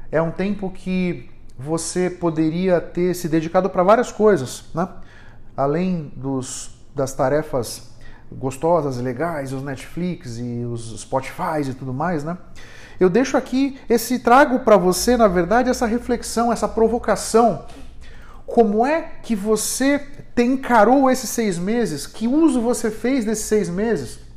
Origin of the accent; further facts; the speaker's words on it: São Paulo, Brazil; aqui em São Paulo, aqui na Zona Sul, Moema, Itaim, Vila Mariana, onde eu fui criado.